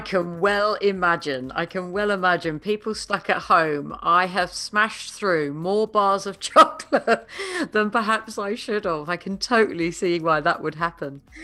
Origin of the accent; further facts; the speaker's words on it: United Kingdom; I am a Brit